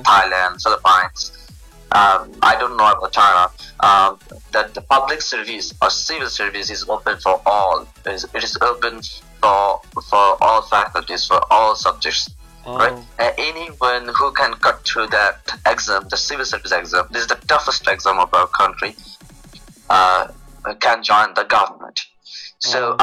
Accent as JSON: {"language": "English", "town": "Dhaka", "region": "Dhaka Division", "country": "Bangladesh", "said": "I'm from Bangladesh, from the capital of Bangladesh, Dhaka."}